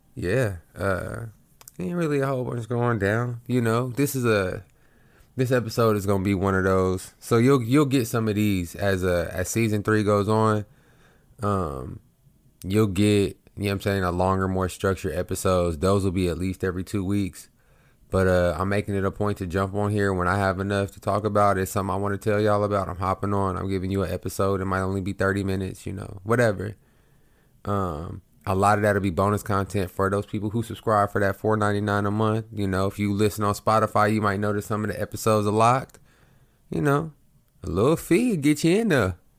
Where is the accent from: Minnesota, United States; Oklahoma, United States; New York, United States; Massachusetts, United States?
Oklahoma, United States; moved away as an adult; now in Houston, United States; I'm from Oklahoma, right above Texas